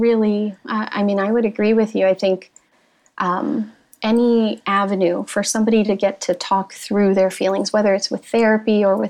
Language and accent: English; United States; I grew up in a Filipino-American home.